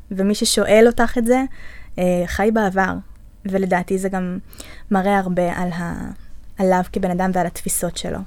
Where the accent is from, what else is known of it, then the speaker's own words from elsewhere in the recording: the Center, Central District, Israel; אני מהמרכז